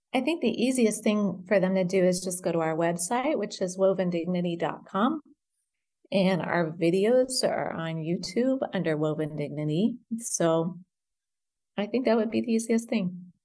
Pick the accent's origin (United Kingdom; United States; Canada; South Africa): United States; born or raised there; moved away as an adult; also born or lived in Great Britain / Indonesia; now in Beirut, Lebanon